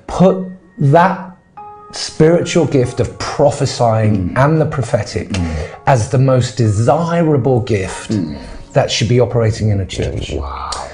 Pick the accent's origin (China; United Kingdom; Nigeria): United Kingdom; England; moved away as an adult; also born or lived in Ghana; I'm originally from England